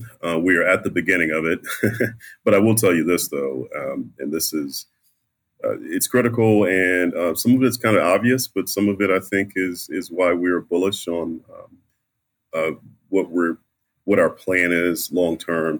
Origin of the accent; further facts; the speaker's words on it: the South, United States; A Southerner. So I'm a Southerner